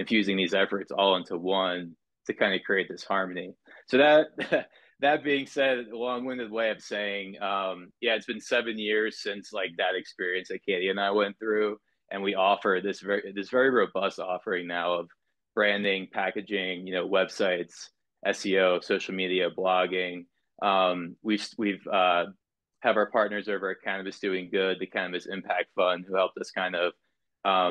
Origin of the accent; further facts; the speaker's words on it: Southern New Jersey, United States; moved away; also born or lived in Florida / California; I grew up in Southern New Jersey